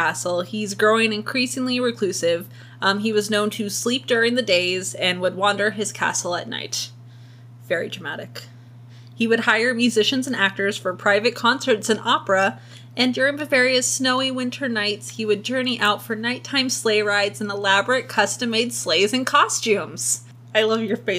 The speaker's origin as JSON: {"language": "English", "town": "Las Vegas", "region": "Nevada", "country": "United States", "tie": "born or raised there", "said": "I am born and raised in Las Vegas"}